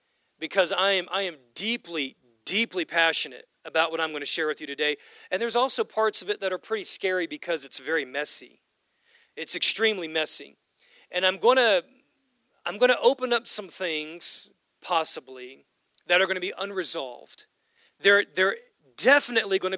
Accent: United States; we as Western Americans, we as American Christians

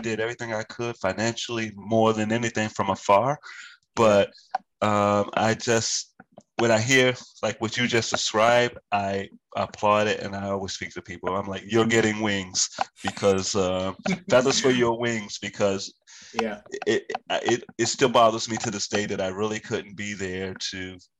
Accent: Virginia, United States; moved away; because I'm from Virginia. I have 10 siblings and eight of which are brothers and two sisters.

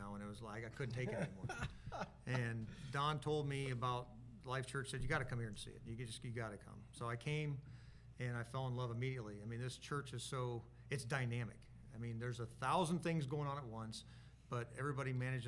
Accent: Warsaw, Indiana, United States; Born and raised in Warsaw, still live there

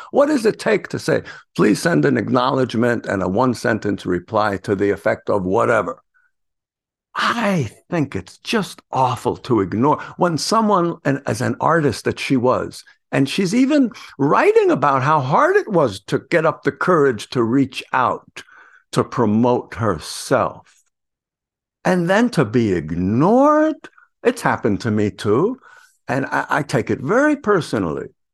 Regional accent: New York City, New York, United States; I come from the Bronx

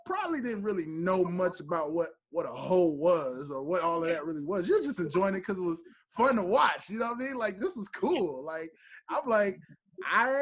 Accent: Memphis, Tennessee, United States; now in Atlanta, United States; I'm from Memphis, but I live in Atlanta

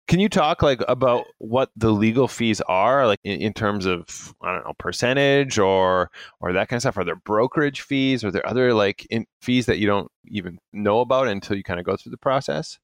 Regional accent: Canada; being Canadian

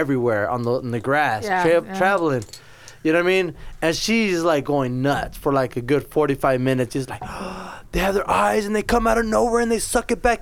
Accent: California, United States; now in Las Vegas, United States; I'm originally from California

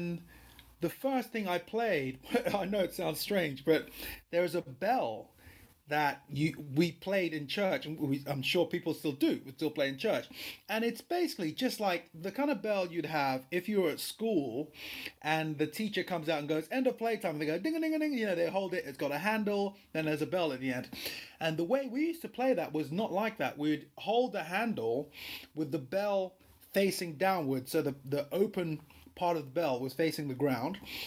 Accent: Lagos, Nigeria; moved away; I was born in Lagos, Nigeria.

